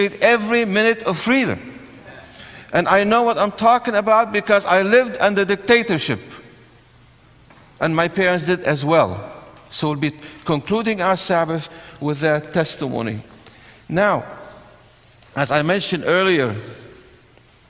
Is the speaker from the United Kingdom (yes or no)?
no; Syria; now in United States; I was born in Syria, where you have the civil war raging for so many years